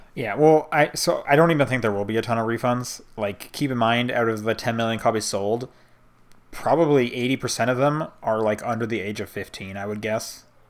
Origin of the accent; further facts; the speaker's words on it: United States; I'm from America